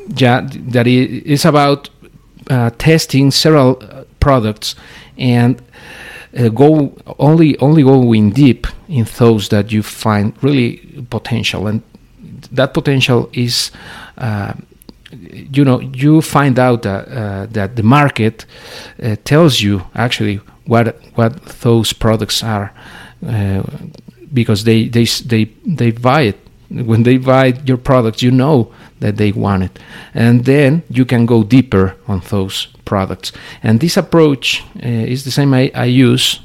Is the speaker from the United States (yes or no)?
no; Mexico; we in Mexico cannot live